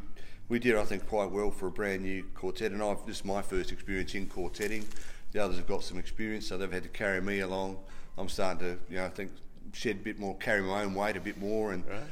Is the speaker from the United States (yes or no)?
no; Adelaide, South Australia, Australia; moved away; Adelaide is still a bit my hometown originally